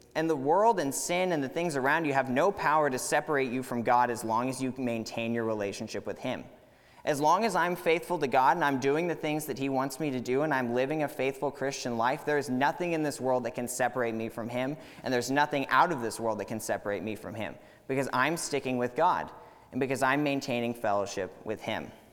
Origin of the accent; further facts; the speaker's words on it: Katy, Texas, United States; moved away as an adult; I grew up here in Katy